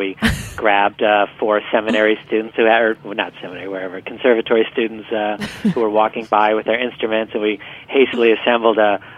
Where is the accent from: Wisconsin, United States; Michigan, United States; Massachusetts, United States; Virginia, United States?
Michigan, United States; I grew up in Michigan